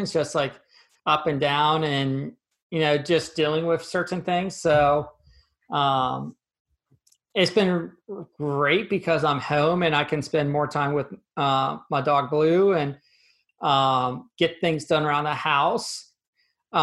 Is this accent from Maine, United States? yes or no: no; 30 minutes outside State College, Pennsylvania, United States; So I grew up in Pennsylvania, about 30 minutes outside of State College, where Penn State University is the main campus is